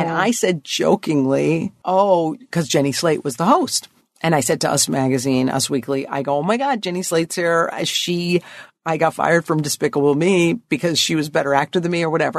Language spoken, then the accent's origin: English; Connecticut, United States; Lower middle class. Um, father had a white collar ish job, mm-hmm. um, Connecticut